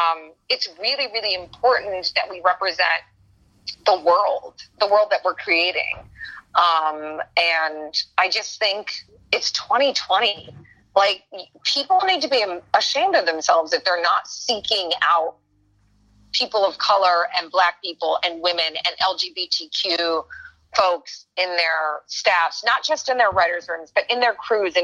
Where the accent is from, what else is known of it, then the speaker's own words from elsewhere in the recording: Iowa, United States; moved away; I'm from Iowa, where there were Black people, there were brown people, there were Asian people, there were white people. Like, where I grew up was in the heart of the Midwest